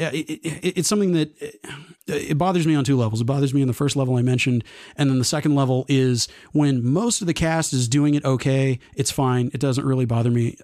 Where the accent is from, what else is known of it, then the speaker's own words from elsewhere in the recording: Texas, United States; growing up in Texas